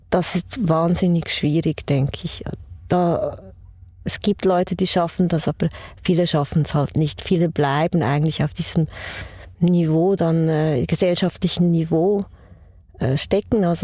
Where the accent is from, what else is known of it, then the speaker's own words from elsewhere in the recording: Poland; now in Switzerland; Also ich bin ursprünglich aus Polen, ich bin äh, Immigrantin und äh, ich hatte einen, schon einen sehr schweren Start hier in der Schweiz.